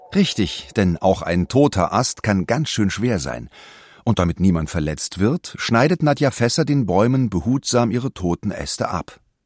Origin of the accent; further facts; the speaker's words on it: Germany; Bei uns in Deutschland